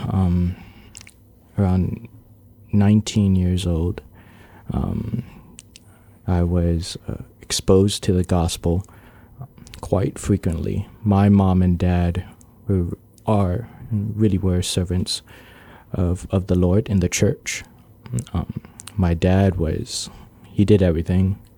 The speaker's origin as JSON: {"language": "English", "country": "Guam", "tie": "born or raised there", "said": "I was born on Guam, uh, lived there my entire life."}